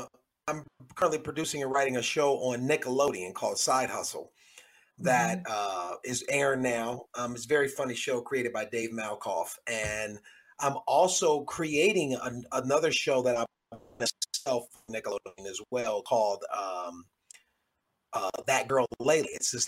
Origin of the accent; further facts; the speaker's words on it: Cleveland, Ohio, United States; in my hometown of Cleveland, Ohio